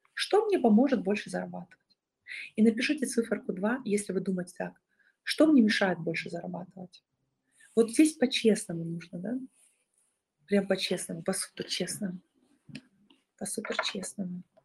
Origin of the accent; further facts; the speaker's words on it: Bolshaya Martynovka, Rostov Oblast, Russia; Я из Большой Мартыновки, населенный пункт Ростовской области.